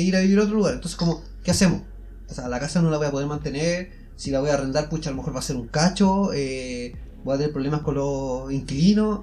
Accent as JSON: {"language": "Spanish", "country": "Chile", "said": "siendo chilenos."}